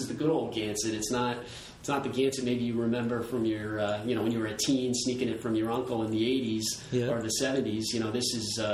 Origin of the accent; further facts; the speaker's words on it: Warwick, Rhode Island, United States; also born or lived in Virginia; I grew up here in Warwick, Rhode Island, and went off to school in Virginia